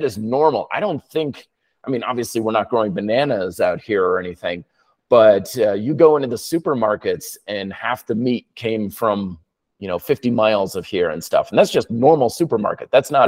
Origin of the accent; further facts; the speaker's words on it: Vermont, United States; now in Denver, United States; when I was growing up in Vermont, you know, we don't have much of a growing season there.